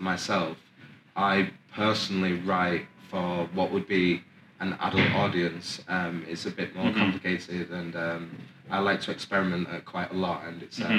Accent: Oldham, North West England, United Kingdom; also born or lived in Manchester; Okay, so I was born in Manchester and lived there until I was 8. Moved to Oldham, where I went to primary and secondary school.

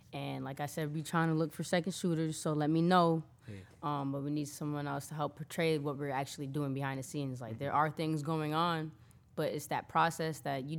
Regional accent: New Britain, Connecticut, United States; I'm from hard-hit New Britain, too, so it don't matter.

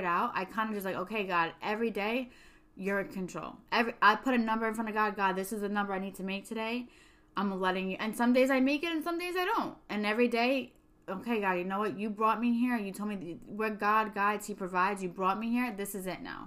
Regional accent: New York City, New York, United States; moved away; I'm from Staten Island

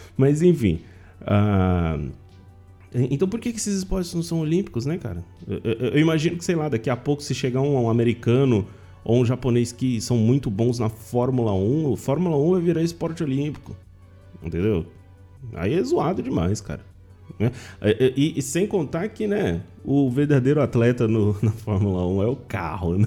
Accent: Penápolis, São Paulo, Brazil; Eu sou de Penápolis, interior de São Paulo

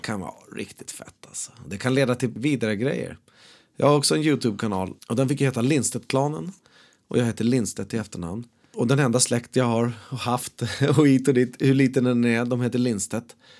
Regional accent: Sweden; där jag växer upp, där jag är född. Han är på Sjöbobruk herrgård

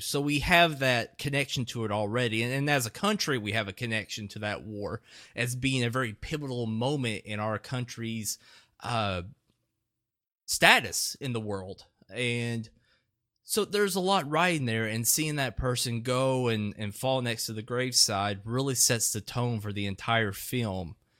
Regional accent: Etowah, United States; inside my hometown of Etowah

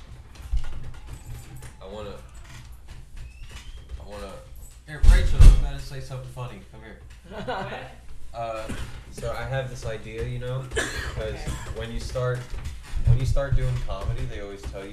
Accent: New York City, New York, United States; we're both from Staten Island

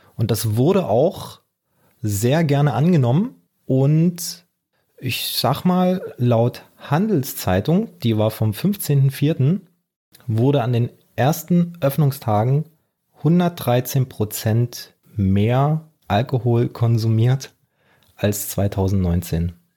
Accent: Germany; bei uns in Deutschland

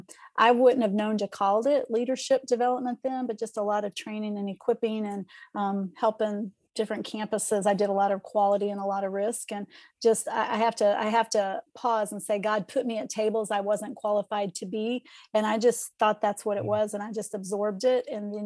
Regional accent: Eastern Kentucky, United States; I was raised in Eastern Kentucky, so married when I was 17, right out of high school.

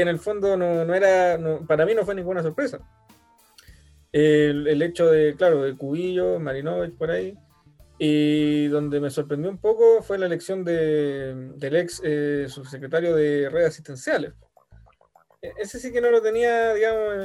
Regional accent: Chile; fui ahí como típico chileno

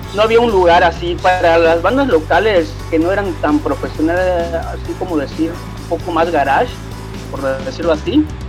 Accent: Cancún, Quintana Roo, Mexico; yo como crecí aquí en Cancún

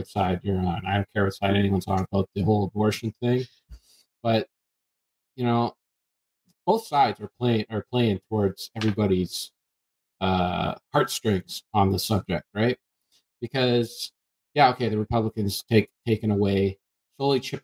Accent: Canada; I'm Canadian

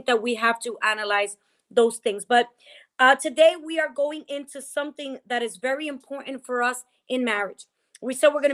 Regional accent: New Jersey, United States; I'm Dominican or I'm from Jersey

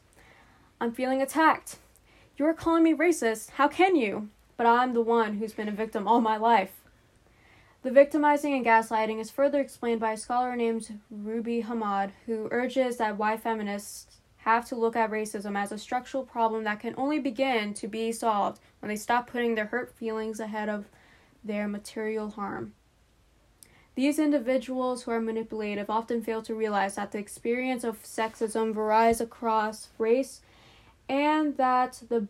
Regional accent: Pakistan; moved away; I'm a Pakistani immigrant who is Muslim.

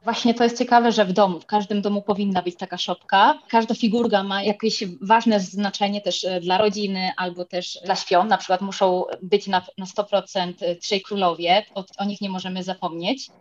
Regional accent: Spain; also born or lived in Poland; urodziłam się w Polsce, jestem z rodziny polskiej, ale jednak od bardzo młodych lat mieszkam w Hiszpanii

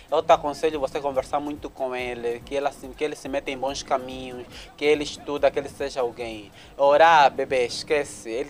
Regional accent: Luanda, Luanda Province, Angola; Eu sou né? de Luanda, mas pais são de Kwanza Norte. O pai é de Catete, mãe, mãe do Ngulunguarto.

